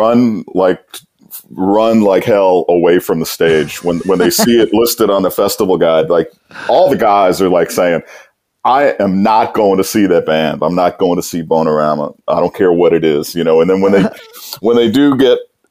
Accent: Metairie, Louisiana, United States; also born or lived in New Brunswick, New Jersey; I was raised out in Metairie, which is not New Orleans

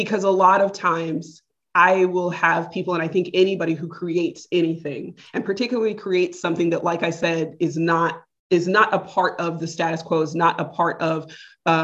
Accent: United States; I'm American?

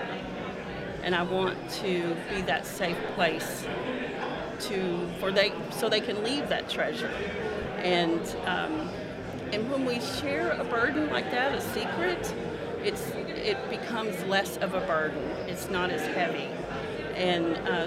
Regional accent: North Little Rock, Arkansas, United States; moved away as an adult; I was born and raised in North Little Rock

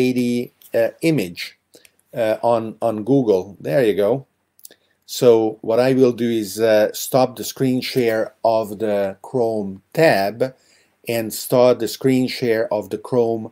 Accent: Hungary; I grew up in Hungary

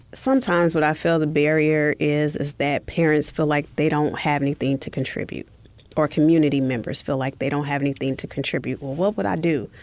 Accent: Oklahoma, United States; moved away; I'm originally from Oklahoma

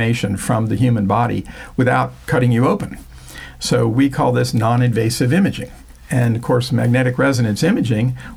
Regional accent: Florida, United States; born or raised there; also born or lived in Newark, New Jersey

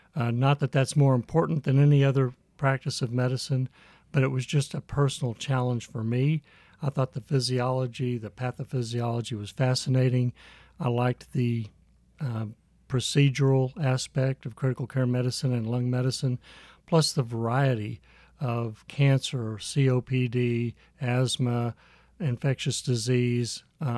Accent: Midwest, United States; also born or lived in San Antonio; I was born in San Antonio and raised in the Midwest. We did not get to go out of the country.

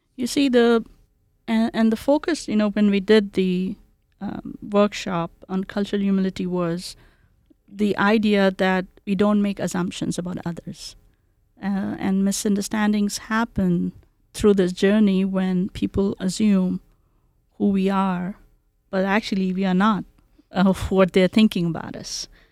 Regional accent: Kolkata, West Bengal, India; English is a second language; now in Boise, United States; So I grew around culture and community in Calcutta, India.

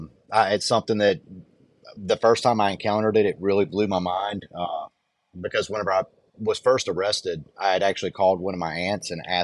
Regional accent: the South, United States; I'm actually from the South.

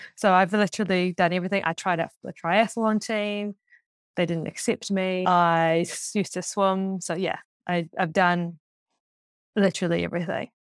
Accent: Auckland, New Zealand; I grew up in Auckland, just outside of Auckland before the Super City.

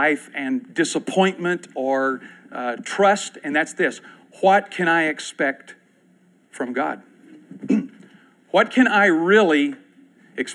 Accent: Clark County, Kentucky, United States; Clark County, where I grew up in Kentucky

